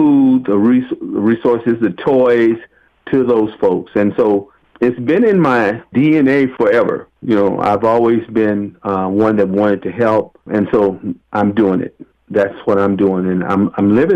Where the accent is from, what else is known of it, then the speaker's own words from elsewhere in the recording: Waco, Texas, United States; also born or lived in Los Angeles County, California; now in Los Angeles, United States; how I was brought up in my childhood. My family, I'm originally from Waco, Texas, and it was a small community.